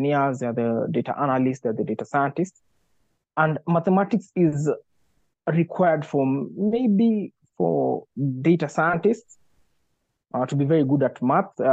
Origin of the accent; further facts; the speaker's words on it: Nakuru, Nakuru County, Kenya; I grew up in Nakuru